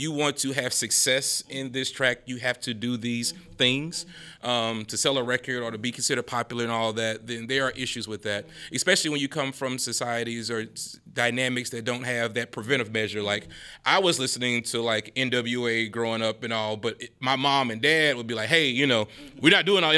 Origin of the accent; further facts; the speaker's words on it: Baton Rouge, Louisiana, United States; I'm from North Baton Rouge, South.